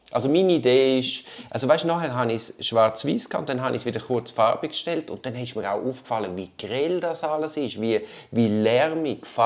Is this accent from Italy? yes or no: yes; Tuscany, Italy; ja, ich komme aus der Toskana.